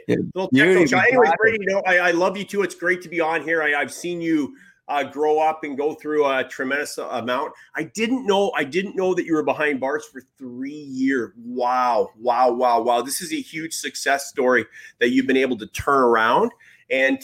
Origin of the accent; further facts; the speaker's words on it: Kleinburg, Ontario, Canada; moved away; I'm actually from Ontario originally, from Kleinburg, a little city just outside of Toronto